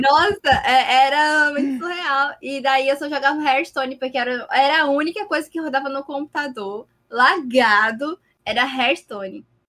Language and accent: Portuguese; Paraíba, Brazil; eu sou da Paraíba